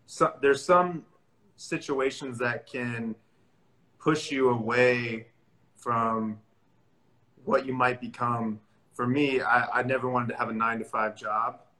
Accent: Missouri, United States; moved away as an adult; now in California, United States; I'm actually from Missouri

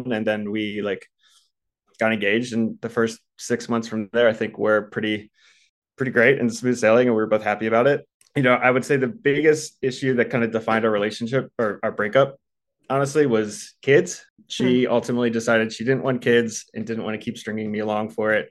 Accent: East Coast, United States; You know, I grew up on the East Coast, she grew up on the West Coast. For me, like growing up on the East Coast, you just kind of got married in your 20s and had kids by the time you were 30.

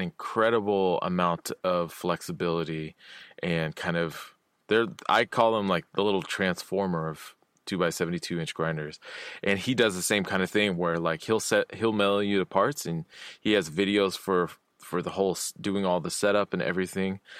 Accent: Olympia, Washington, United States; my hometown in Olympia

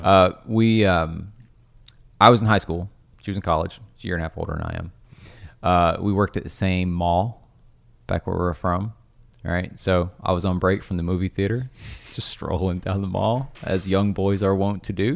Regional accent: Cumberland Gap, Tennessee, United States; I grew up in Tennessee

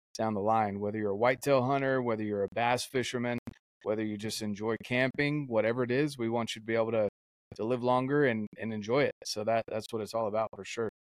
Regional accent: North Carolina, United States; moved away; growing up in North Carolina myself

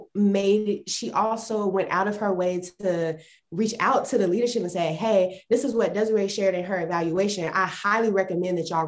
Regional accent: Salisbury, North Carolina, United States; moved away as an adult; now in Austin, United States; I'm from North Carolina. We have a very high Hispanic population. And the place where I was at, there was a very big Black population as well, because Salisbury, North Carolina

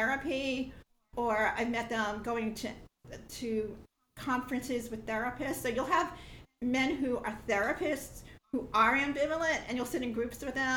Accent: New York, United States; moved away; I'm from New York, and I don't live there anymore though

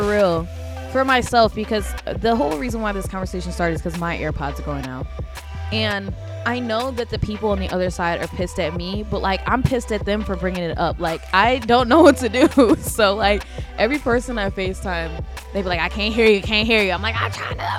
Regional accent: Midwest, United States; moved away as an adult; now in New York, United States; we grew up in the Midwest

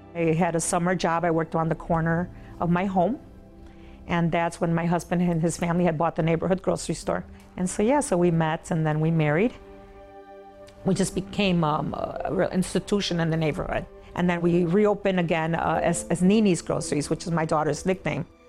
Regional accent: United States; English is a second language; also born or lived in Tampico, Tamaulipas, Mexico; She brought us to America. I turned six here and went to, uh, to school here

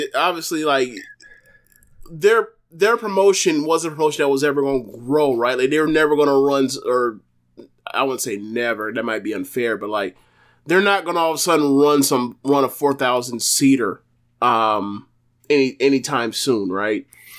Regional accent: Baltimore, Maryland, United States; Like, I'm from Baltimore.

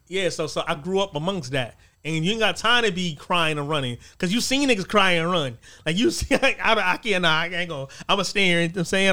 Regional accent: East Coast, United States; I'm, I'm from the East Coast. I'm not from the West Coast

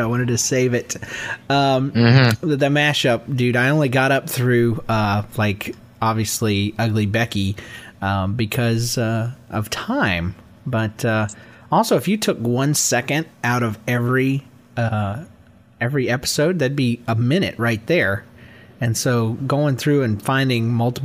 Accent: Georgia, United States; also born or lived in Yulee, Florida; I'm from Georgia

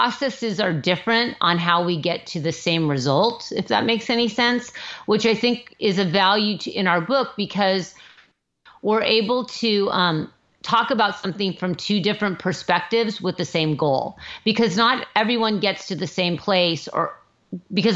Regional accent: Manhattan Beach, California, United States; Timmy and I grew up in Manhattan Beach

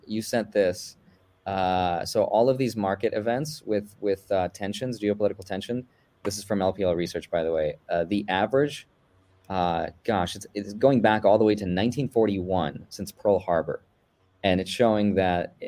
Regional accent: Russia; moved away; I'm Russian. I was born actually in the Soviet Union, right before it collapsed

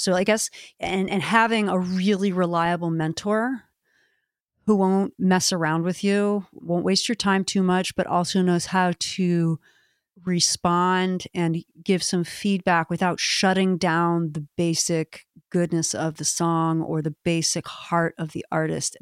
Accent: Maryland, United States; my home state

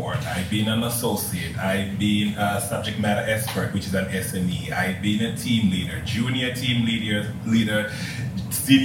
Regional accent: Tanzania; moved away; just in case you couldn't tell from the accent or anything, I'm from Africa. From Tanzania.

